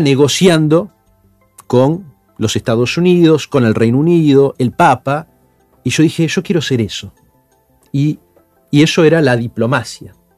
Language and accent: Spanish; Buenos Aires, Argentina; yo estaba en séptimo grado, y con mi familia íbamos a la iglesia en Palermo, a la parroquia San Martín de Tours